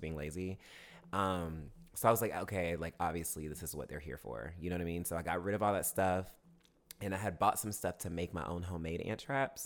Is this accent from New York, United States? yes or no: no; Augusta, Georgia, United States; also born or lived in Martinez, Georgia / Evans, Georgia; now in Atlanta, United States; Augusta, Georgia, my hometown